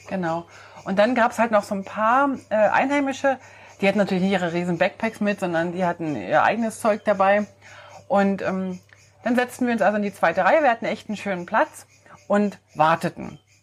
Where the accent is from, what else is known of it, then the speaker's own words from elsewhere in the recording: Switzerland; als ähm, Schweizer